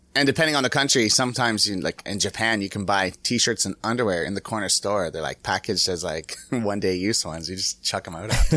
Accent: Canada; I'm from Canada

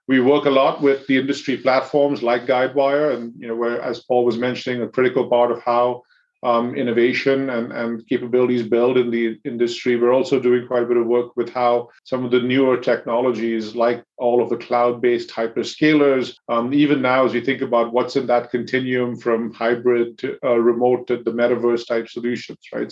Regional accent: India; now in United States; I grew up in in India

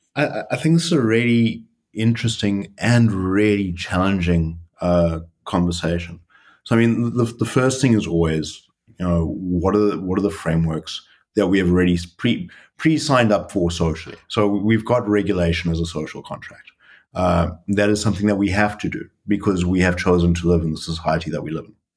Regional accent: South Africa; moved away as an adult; now in Netherlands; I'm a South African. I've been in the Netherlands and with Booking.com for the last uh, three years

